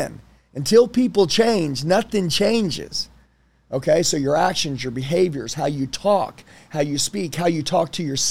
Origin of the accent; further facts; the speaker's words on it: Oklahoma, United States; I'm from Oklahoma.